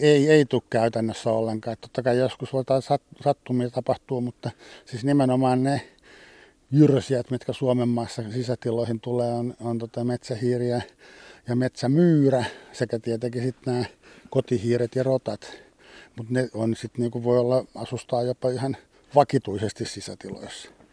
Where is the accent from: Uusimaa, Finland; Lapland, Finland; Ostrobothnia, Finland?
Uusimaa, Finland; Espoo; Mä itse vietin nuoruuteni Espoossa